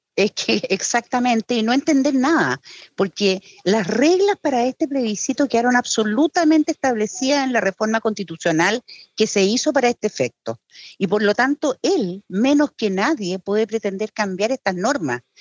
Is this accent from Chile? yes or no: yes; Chile